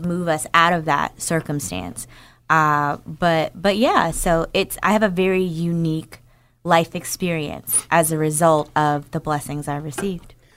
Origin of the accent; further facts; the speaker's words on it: Newark, New Jersey, United States; moved away; I'm from New Jer, from Newark, New Jersey